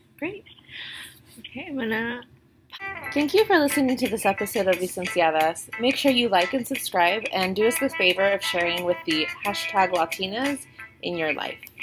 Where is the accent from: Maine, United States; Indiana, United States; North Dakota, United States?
Indiana, United States; Indianapolis; moved away as an adult; now in Chicago, United States; I came from Indianapolis, which was not diverse at all